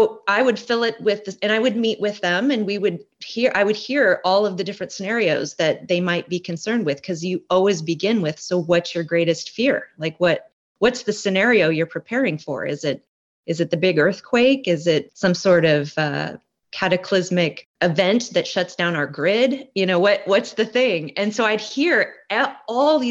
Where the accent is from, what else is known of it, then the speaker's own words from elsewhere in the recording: Portland, Oregon, United States; moved away as an adult; also born or lived in Hawaii; now in Olympia, United States; I grew up in Portland, Oregon area